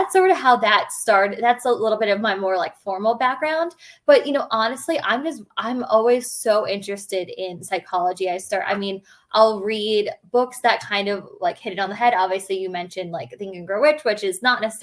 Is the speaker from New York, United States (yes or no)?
yes; Long Island, New York, United States; I'm born and raised on Long Island, which is in New York